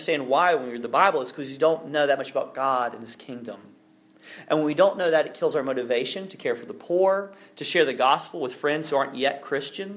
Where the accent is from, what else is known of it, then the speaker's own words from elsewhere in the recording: Alabama, United States; now in North Carolina, United States; worked in my home state of Alabama